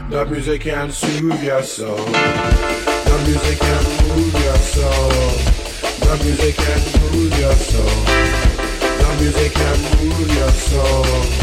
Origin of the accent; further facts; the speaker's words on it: Brixton, London, United Kingdom; growing up in Brixton. And I tell you what, I loved it.